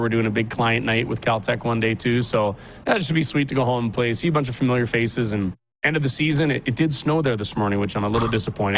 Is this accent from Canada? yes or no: yes; Regina, Saskatchewan, Canada; now in Chestermere, Canada; I'm from Regina and I love it. I got lots of family there